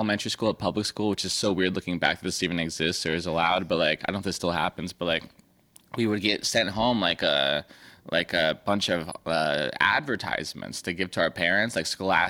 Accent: San Diego, California, United States; I grew up in San Diego.

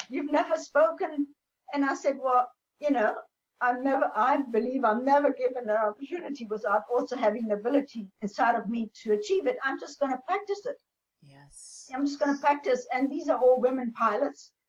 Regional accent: Namibia; they so loved the idea that I came from Namibia, that I was the first pilot, female pilot in Namibia.

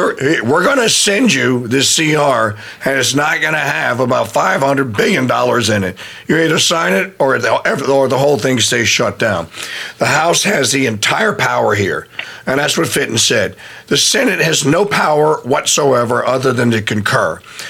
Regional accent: Louisiana, United States; my home state, my great state of Louisiana

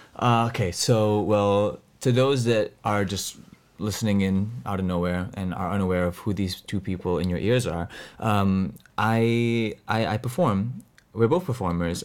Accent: Singapore; we, we are both from Singapore. We both live in Singapore.

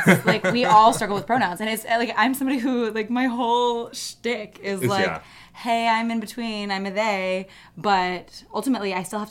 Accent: Jakarta, Indonesia; also born or lived in Singapore; now in New York City, United States; I grew up in Jakarta, Indonesia, and Singapore.

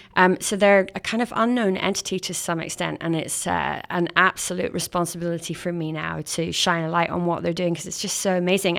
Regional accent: Scotland, United Kingdom; now in Canada; as a Scottish Canadian

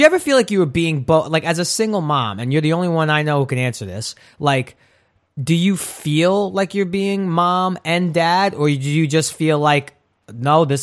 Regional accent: New York City, New York, United States; growing up in Brooklyn, which is sort of a rough and tough neighborhood if you're not street smart.

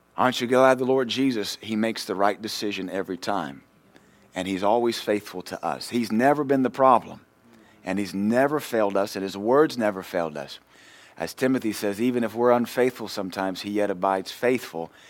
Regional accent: Louisiana, United States; moved away; we're from Louisiana

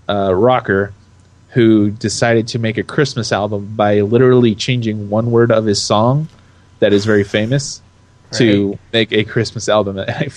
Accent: United States; as an American citizen

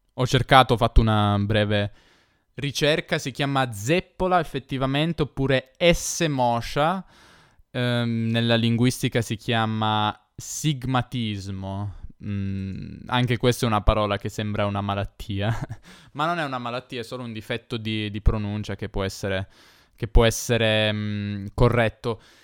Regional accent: Turin, Piedmont, Italy; io sono di Torino, che è una città in Piemonte

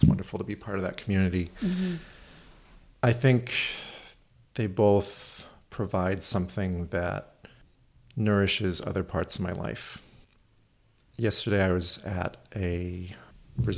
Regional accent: Oakland, California, United States; I live over in Oakland

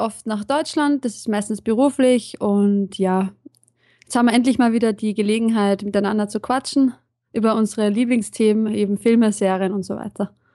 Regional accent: Vienna, Austria; Ich komme ursprünglich aus Wien

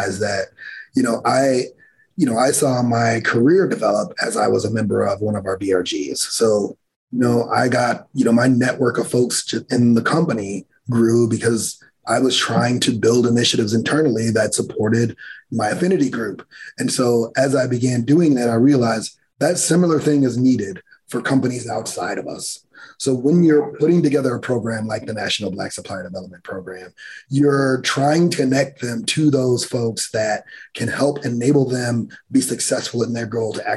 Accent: Gary, Indiana, United States; I grew up in Gary, Indiana

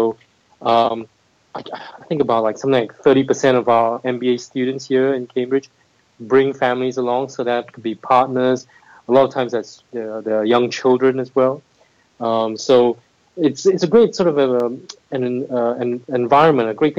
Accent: Singapore; moved away as an adult; also born or lived in United States; I'm originally from Singapore. That's where I grew up

